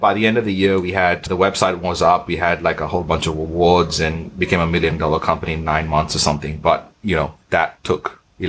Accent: Australia; also born or lived in Bahrain; my dad's Indian, my mom's Portuguese. I was born in Bahrain. I'm Australian.

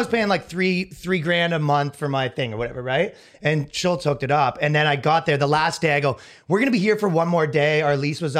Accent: Ajax, Ontario, Canada; moved away; I'm from Ajax, which is outside of Toronto.

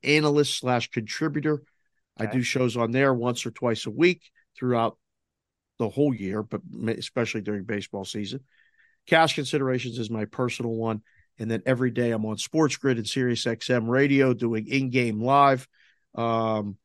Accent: Pittsburgh, Pennsylvania, United States; Growing up in Pittsburgh

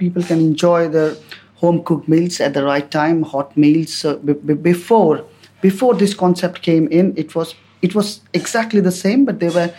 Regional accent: Delhi, India; I'm from Delhi.

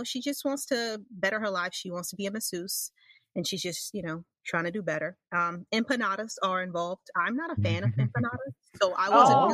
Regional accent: New York, United States; I'm from New York, even though, you know, New York is considered where I live upstate, but it's not, it's like right there

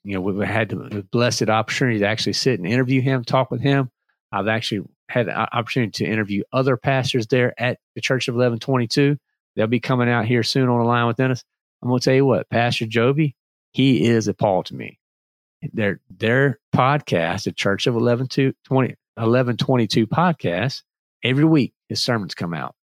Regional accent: North Carolina, United States; also born or lived in Virginia; I'm from Virginia, but basically North Carolina uh, for for most of my life, we just speak the same language

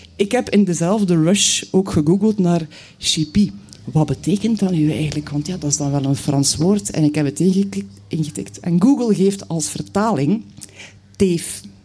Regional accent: Knokke, Flanders, Belgium; also born or lived in Bruges; ik ben geboren in Brugge, ik woon er nog steeds. Maar eigenlijk heb ik mijn jeugd doorgebracht aan zee. Mijn moeder was van Knokke

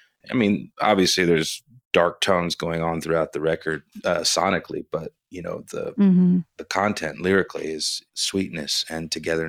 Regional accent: Houston, Texas, United States; Yeah, in Houston. I was born in August of 83, and my mother was going into labor during Hurricane Alicia.

